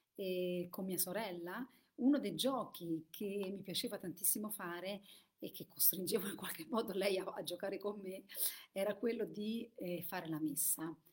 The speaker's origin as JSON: {"language": "Italian", "country": "Italy", "tie": "born or raised there", "said": "io sono vissuta in Italia e, ehm, e quindi ho questo vissuto e per questo facevo la messa quando ero piccola"}